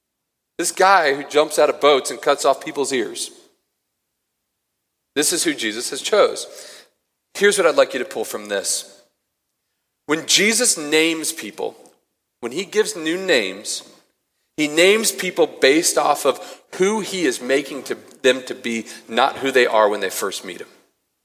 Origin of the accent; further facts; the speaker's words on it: Cincinnati, Ohio, United States; now in Boulder, United States; I'm not from there. I'm from Cincinnati originally.